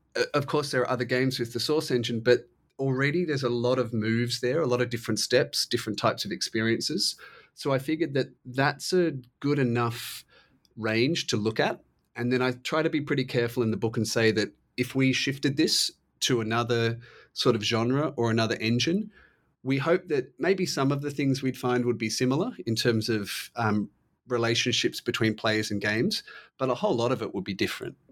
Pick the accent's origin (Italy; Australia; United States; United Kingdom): Australia; I'm Australian